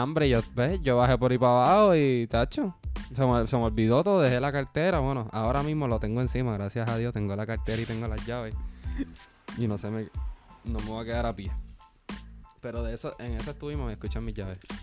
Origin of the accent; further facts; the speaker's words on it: Arecibo, Puerto Rico; Yo soy de Arecibo